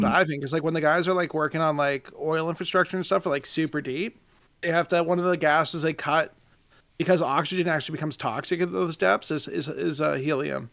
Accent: Nova Scotia, Canada; now in Ontario, Canada; I, I, live in Ontario now, but we're all from Nova Scotia

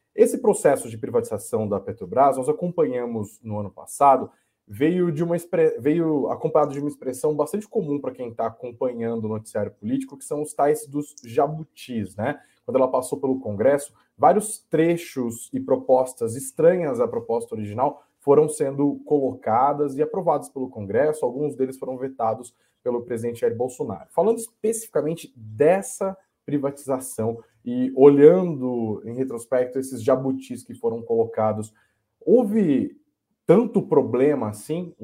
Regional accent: Brazil; como brasileiros, como pagadores de impostos

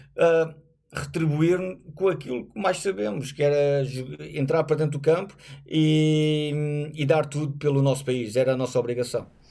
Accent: Portugal

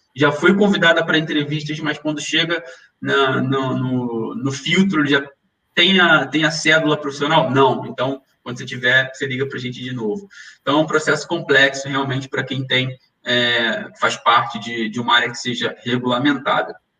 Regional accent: Rio de Janeiro, Brazil; moved away as an adult; now in Lisbon, Portugal; Nós que somos carioca

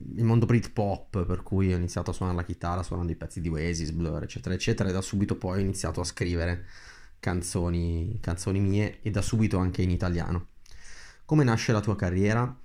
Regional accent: Brianza, Lombardy, Italy; vengo dalla Brianza che è diciamo, una zona verdeggiante a nord di, di Milano

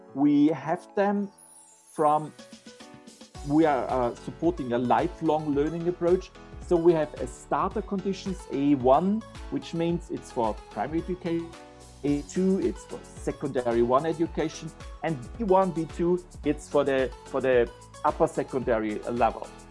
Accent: Austria; I'm from Austria

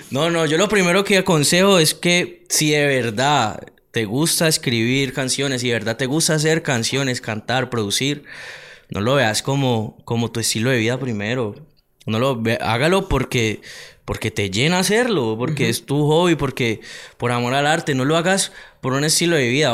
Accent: Palmira, Valle del Cauca, Colombia; soy de Palmira

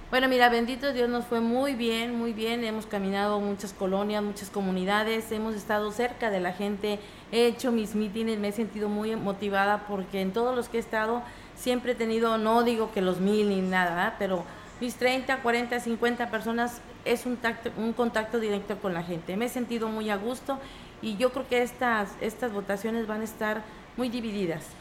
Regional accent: Ciudad Valles, San Luis Potosí, Mexico; de mi barrio donde yo crecí

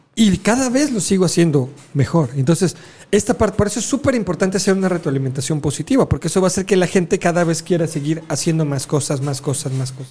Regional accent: Mexico; los alebrijes eran parte de, de nuestra cultura

